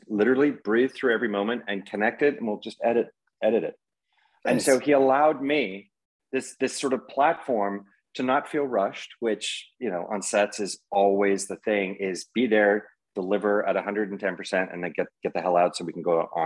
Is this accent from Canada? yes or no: yes; Canada; being a Canadian